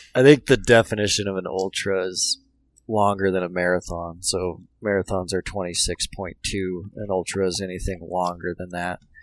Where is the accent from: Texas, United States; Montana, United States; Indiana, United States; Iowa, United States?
Montana, United States; Billings; now in Bozeman, United States; I'm a Montana kid. Grew up in Montana. Um, grew up in Billings